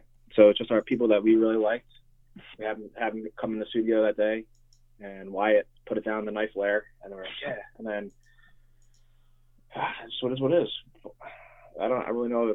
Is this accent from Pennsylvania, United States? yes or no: yes; Lansdale, Pennsylvania, United States; also born or lived in Philadelphia; I grew up in Montgomeryville, Lansdale area. Like, I'm from Lansdale pretty much